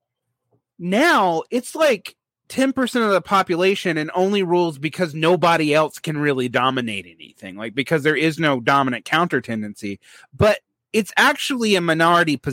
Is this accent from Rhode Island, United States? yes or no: no; Georgia, United States; it's my home state